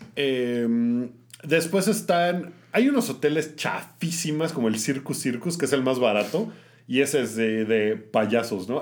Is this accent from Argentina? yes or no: no; Mexico; soy mexicano